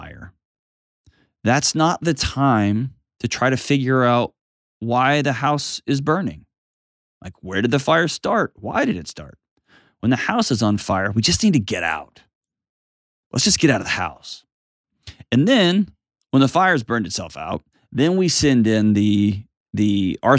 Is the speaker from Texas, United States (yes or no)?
yes; Texas, United States; I grew up in Texas